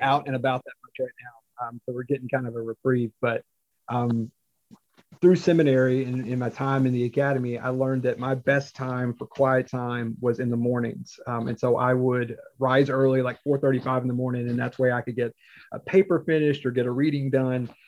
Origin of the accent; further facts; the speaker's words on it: Forsyth County, Piedmont Triad, Western North Carolina, United States; I grew up in Western North Carolina